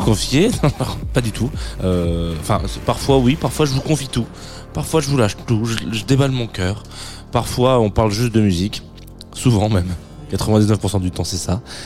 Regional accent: the South, southern France, France; je suis du Sud

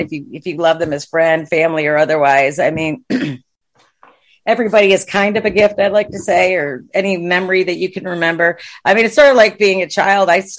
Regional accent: Watertown, New York, United States; moved away as an adult; now in Texas, United States; I grew up in Watertown, New York.

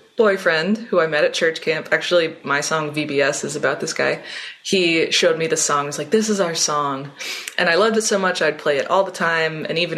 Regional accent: Richmond, Virginia, United States; moved away as an adult; now in Philadelphia, United States; I live in Philly, but I'm from Richmond, Virginia.

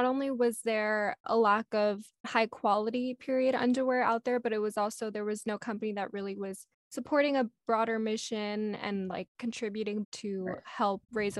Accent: Texas, United States; I'm from Texas, so I'm used to it

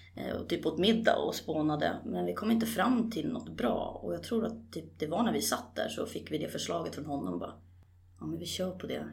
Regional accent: Stockholm, Stockholm County, Sweden; also born or lived in Årsta havsbad, Haninge; jag är ju född på- och uppvuxen egentligen på Kungsholm, men mina första tio år, eh, där bor jag idag också. Men, eh, sen flyttade vi ut till Årsta havsbad

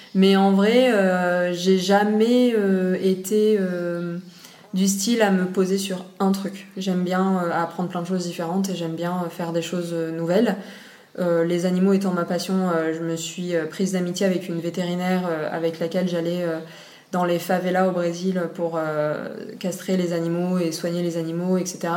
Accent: Réunion; also born or lived in Nice, France; quand j'avais 5 ans, ils ont décidé de faire le voyage et de venir à la base pour 5 ans s'installer et puis en fait ça fait 25 ans qu'on est là donc euh, voilà donc j'ai grandi ici jusqu'à mes 18 ans

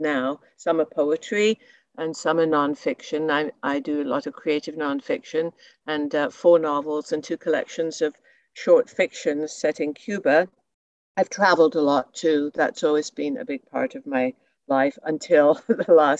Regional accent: England, United Kingdom; moved away as an adult; also born or lived in Montreal, Canada / Toronto, Canada; now in Hornby Island, Canada; I was born in England at the tail end of World War II

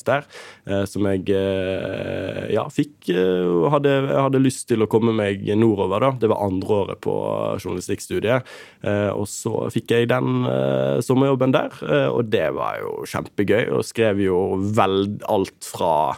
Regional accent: Bergen, Vestland, Norway; moved away as an adult; also born or lived in Oslo; now in Tromsø, Norway; Jeg har ingen bindinger annet enn familie eh, hjemme i Bergen

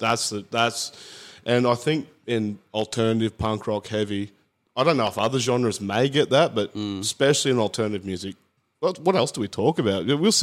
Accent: Queensland, Australia; I'm from North Queensland and dead set.

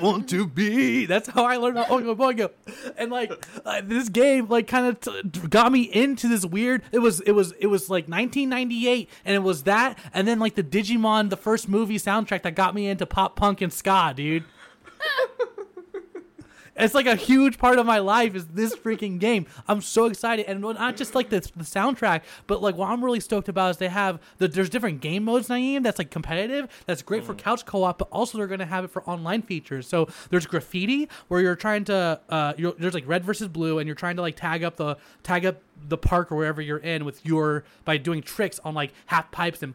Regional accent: La Verne, California, United States; my hometown, Laverne

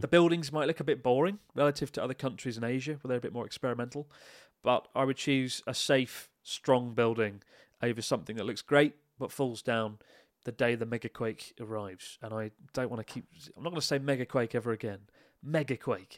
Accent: Kent, South East England, United Kingdom; Kent represent.

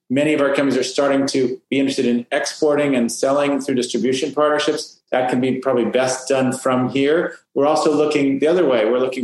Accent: Fresno, California, United States; moved away as an adult; now in Miami, United States; I grew up in Fresno, California. I'm a fourth generation Californian. My ancestors helped really build San Francisco

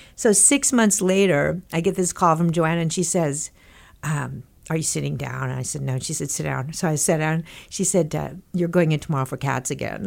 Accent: Texas, United States; moved away; when I was growing up in Texas

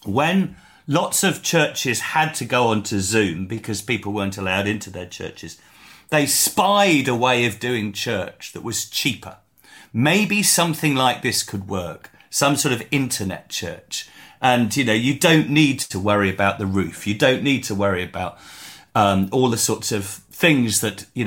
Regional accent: England, United Kingdom; we're English.

